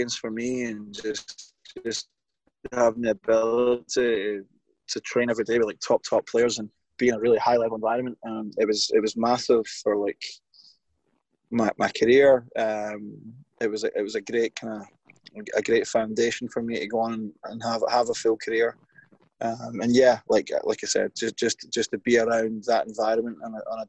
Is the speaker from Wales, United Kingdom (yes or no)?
no; Glasgow, Scotland, United Kingdom; moved away; I grew up in Glasgow as a Celtic fan